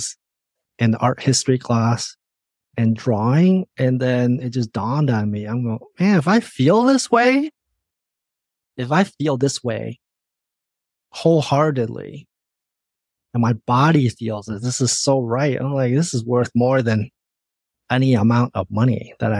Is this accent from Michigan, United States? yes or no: yes; Michigan, United States; moved away as an adult; also born or lived in Indiana; now in Seattle, United States; Even through high school, I was growing up in the Midwest